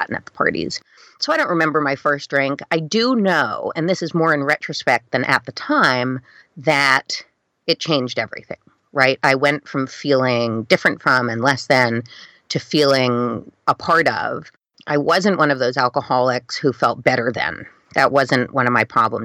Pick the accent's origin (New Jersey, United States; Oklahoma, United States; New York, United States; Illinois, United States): New York, United States; New York City; moved away as an adult; now in Amityville, United States; I grew up on the Upper East Side, going to a prep school